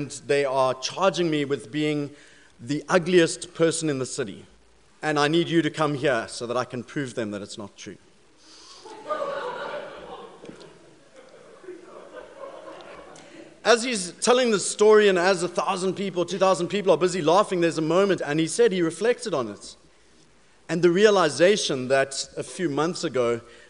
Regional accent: South Africa; accent: South African; moved away; being South African, I do have a bit of an accent

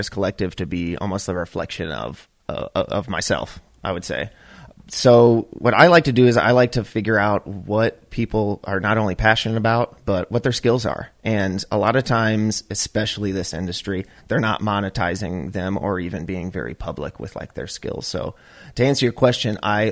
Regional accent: Chicago, Illinois, United States; we're all from Chicago

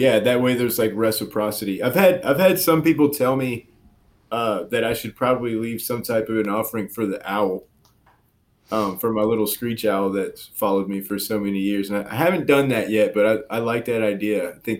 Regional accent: Louisiana, United States; I grew up in Cajun, South Louisiana, and, you know, with a lot of exposure to voodoo culture and everything

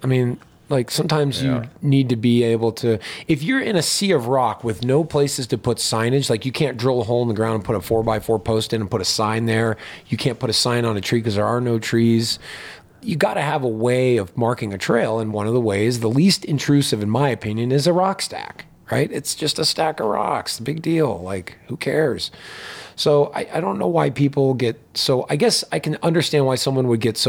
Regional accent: Pittsburgh, Pennsylvania, United States; moved away as an adult; also born or lived in Bloomington, Indiana; I grew up in Pittsburgh, Pennsylvania.

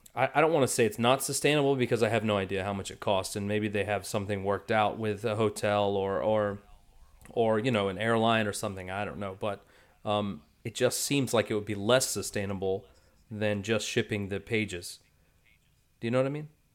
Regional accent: United States; I'm from the United States

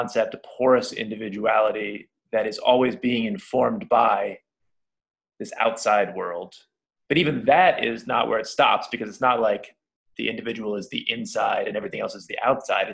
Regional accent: Seattle, Washington, United States; moved away; my hometown of Seattle

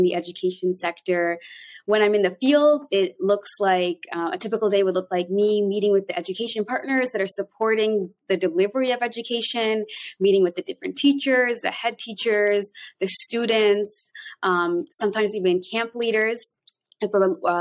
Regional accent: Canada; moved away as an adult; also born or lived in Toronto, Canada / Somalia; now in Mogadishu, Somalia; I'm both Canadian and Somali.

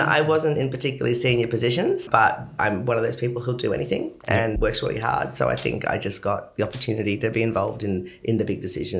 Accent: Brisbane, Queensland, Australia; moved away as an adult; now in Sydney, Australia; I was born in Brisbane in 1970 and I grew up in the suburbs of Brisbane.

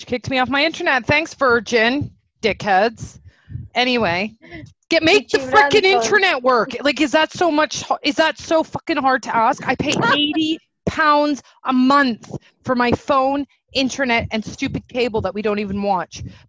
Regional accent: Canada; we're three Canadian girls

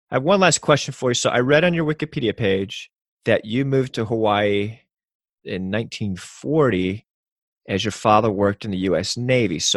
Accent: Panama; born there; I was born in Panama, Central America, and I was four during Operation Just Cause

